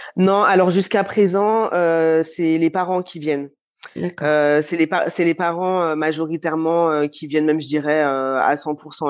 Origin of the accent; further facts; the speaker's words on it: Lyon, Auvergne-Rhône-Alpes, France; j'ai grandi à Lyon